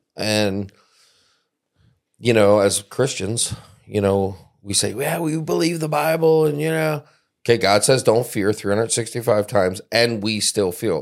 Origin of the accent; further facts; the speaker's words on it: East Coast, United States; now in South Central Michigan, United States; I grew up on the East Coast